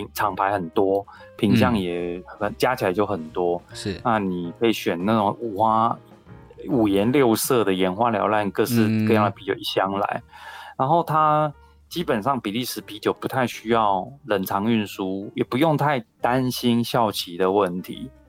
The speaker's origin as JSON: {"language": "Chinese", "country": "Taiwan", "said": "然后我觉得这些可爱的天主教修士，我觉得一定是像我们台湾人说的这种最 key 刚"}